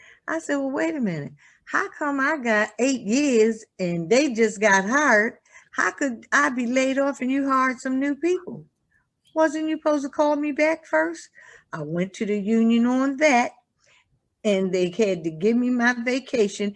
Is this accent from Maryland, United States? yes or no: yes; Baltimore, Maryland, United States; I'm from Baltimore.